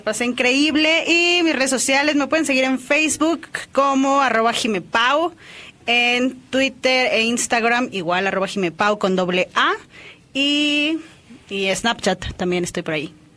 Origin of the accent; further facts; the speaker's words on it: Mexico; soy baterista orgullosamente mexicana